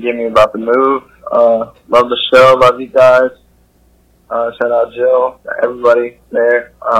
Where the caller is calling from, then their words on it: Chico, California, United States; also born or lived in Tahoe, California; calling from California. I used to live in Tahoe, now I live in Chico. Looking to move out to Salt Lake City.